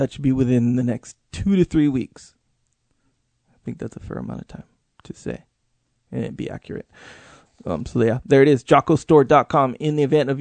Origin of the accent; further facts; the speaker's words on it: Kauai, Hawaii, United States; I'm from Kauai